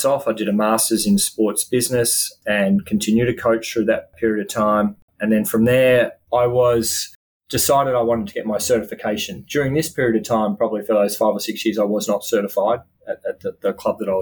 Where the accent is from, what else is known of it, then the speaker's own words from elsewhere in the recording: Melbourne, Victoria, Australia; moved away as an adult; now in United States; a young Australian kid who grew up loving tennis and certainly playing tennis all the way through sort of junior competitions and tournaments and around Melbourne, Australia